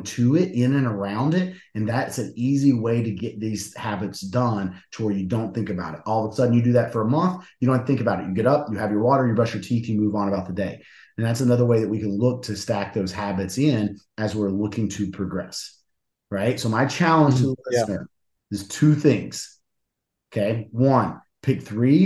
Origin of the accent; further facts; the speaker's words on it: West Virginia, United States; moved away; I'm from West Virginia originally.